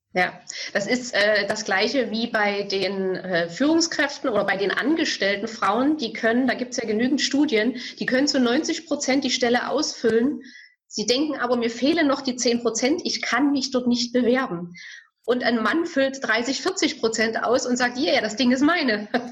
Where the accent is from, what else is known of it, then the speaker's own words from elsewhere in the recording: Bautzen, Saxony, Germany; ich komme aus Bautzen